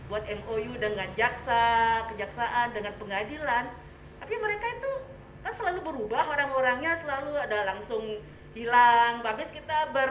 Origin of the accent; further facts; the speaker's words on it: Singaraja, Bali, Indonesia; kebetulan suami saya orang Singaraja ya sama-sama Singaraja tidak terlalu ketat lah adatnya santai-santai aja gitu